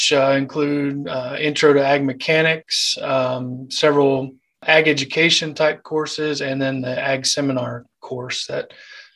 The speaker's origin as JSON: {"language": "English", "town": "Eldon", "region": "Missouri", "country": "United States", "moved": "as an adult", "lives_now": "Maryville, United States", "said": "Originally from Eldon, Missouri."}